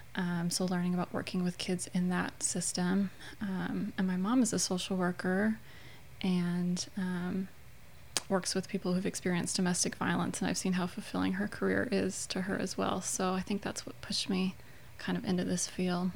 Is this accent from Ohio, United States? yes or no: no; Chicago, Illinois, United States; moved away as an adult; now in Louisiana, United States; I'm uh, born and raised in Chicagoland